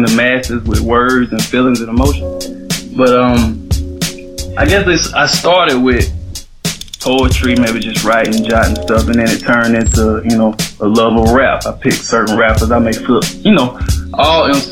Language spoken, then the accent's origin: English; Atlanta, Georgia, United States; I'm from Atlanta, born and raised.